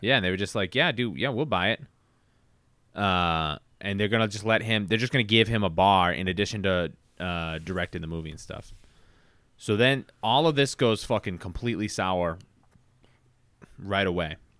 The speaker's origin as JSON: {"language": "English", "town": "Brockton", "region": "Massachusetts", "country": "United States", "tie": "born or raised there", "said": "my hometown"}